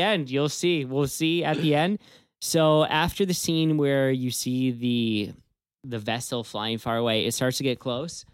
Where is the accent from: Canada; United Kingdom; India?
Canada; we are from Canada